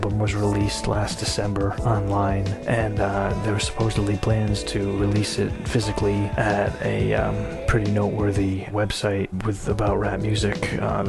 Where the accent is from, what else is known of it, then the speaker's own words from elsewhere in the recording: Norwich, Connecticut, United States; I was born in Norwich, Connecticut, and grew up there